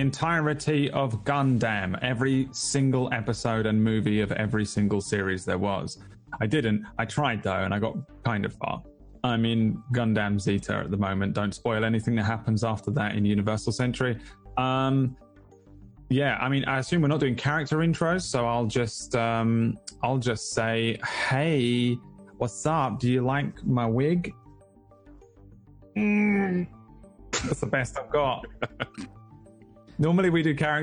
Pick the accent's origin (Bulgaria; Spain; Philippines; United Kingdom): United Kingdom; I'm British